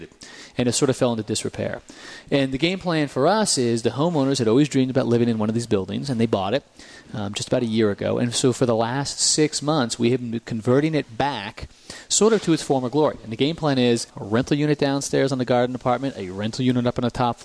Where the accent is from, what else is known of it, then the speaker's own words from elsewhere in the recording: New Jersey, United States; I grew up in New Jersey, so I spent a lot of time coming over to Manhattan as a kid